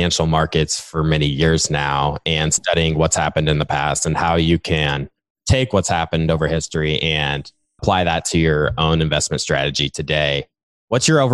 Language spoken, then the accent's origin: English; Nebraska, United States; I grew up in the Midwest and had a farming background. And since I'm from Nebraska